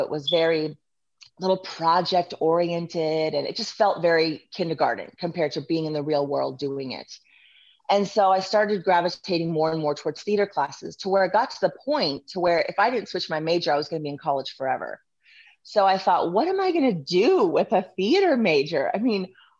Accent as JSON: {"language": "English", "region": "Southern California", "country": "United States", "tie": "born or raised there", "also_born_or_lived": "Lincoln, Nebraska", "moved": "as an adult", "said": "I grew up in Southern California"}